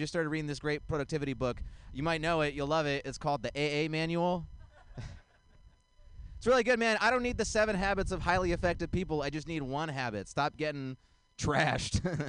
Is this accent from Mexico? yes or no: no; India; I'm Indian. I'm not religious. My parents are religious.